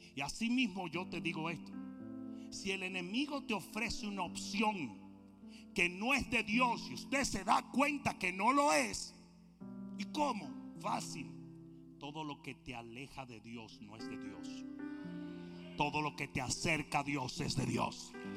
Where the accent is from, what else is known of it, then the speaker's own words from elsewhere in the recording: Dominican Republic; nosotros dominicanos vamos 0 to 60